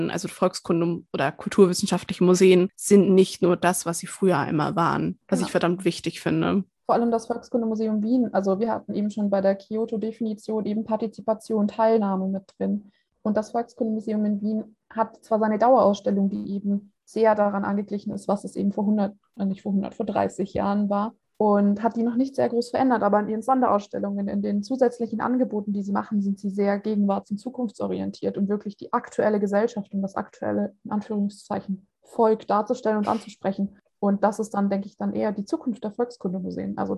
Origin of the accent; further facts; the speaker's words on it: Bavaria, Germany; also ich komme aus Franken, ich habe leider keine fränkische Tracht, auch wenn ich das irgendwie ganz gerne hätte.